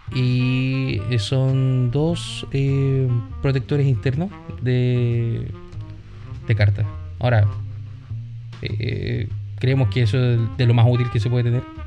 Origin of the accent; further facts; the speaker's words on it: Chile; Somos chilenos